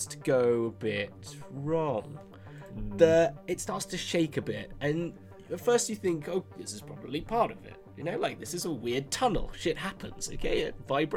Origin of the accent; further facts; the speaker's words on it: Aylesbury, South East England, United Kingdom; my hometown, Aylesbury, got voted the worst town in the world